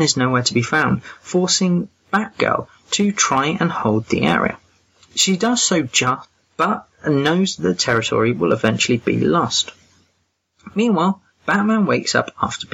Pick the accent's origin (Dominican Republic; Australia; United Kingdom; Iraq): United Kingdom; England; I'm that English guy